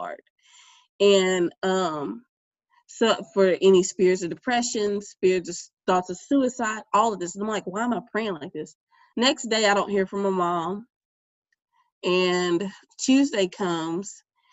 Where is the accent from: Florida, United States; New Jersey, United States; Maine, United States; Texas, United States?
Texas, United States; Bay City; also born or lived in Pearland, Texas; my hometown of Bay City, Texas